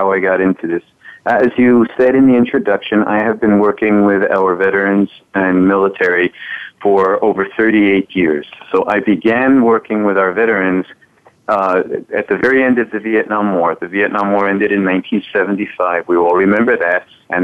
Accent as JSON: {"language": "English", "town": "New York City", "region": "New York", "country": "United States", "tie": "born or raised there", "said": "I grew up in New York City around a lot of Holocaust survivors"}